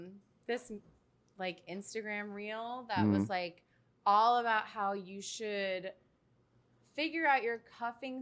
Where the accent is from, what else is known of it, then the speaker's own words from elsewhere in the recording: Buffalo, New York, United States; moved away as an adult; now in New York City, United States; I'm born and raised in Buffalo, New York